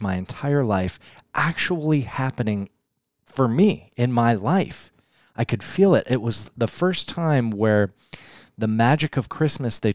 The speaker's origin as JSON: {"language": "English", "town": "Denver", "region": "Colorado", "country": "United States", "tie": "born or raised there", "said": "I'm in my hometown of Denver, Colorado"}